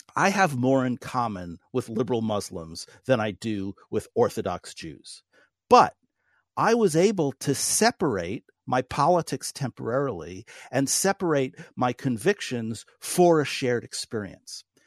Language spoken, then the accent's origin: English; New York City, New York, United States; now in North Dakota, United States; who was born in New, New York City